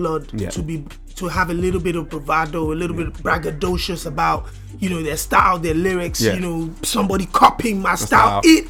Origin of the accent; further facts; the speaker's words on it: Nigeria; I'm Nigerian.